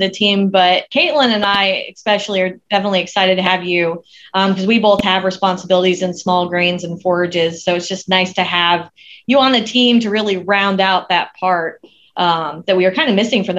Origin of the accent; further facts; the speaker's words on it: Florida, United States; accent: Colorado Midwestern; also born or lived in Colorado; But I grew up mostly in Florida, but I was born in Colorado.